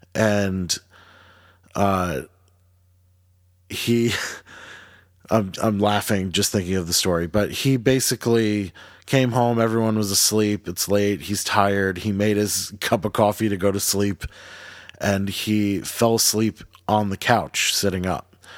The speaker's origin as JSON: {"language": "English", "town": "Jackson", "region": "New Jersey", "country": "United States", "tie": "born or raised there", "said": "growing up in Jackson too, like, we have a lot of, um, we're right by, uh, the Monmouth Battle, Battleground"}